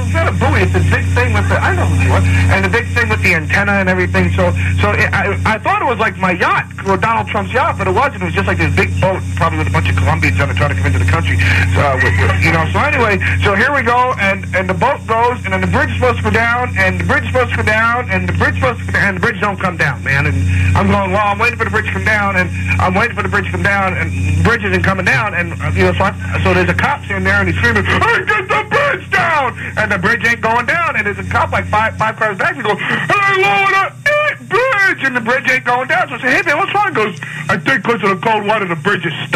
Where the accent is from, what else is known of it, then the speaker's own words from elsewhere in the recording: Westchester, New York, United States; I'm from Westchester